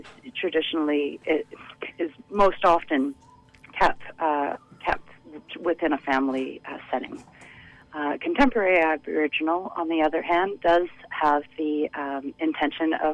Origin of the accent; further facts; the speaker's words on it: Ottawa, Ontario, Canada; now in Vancouver, Canada; I hail from Ottawa. I've been working as an independent dance artist in Vancouver since 2011.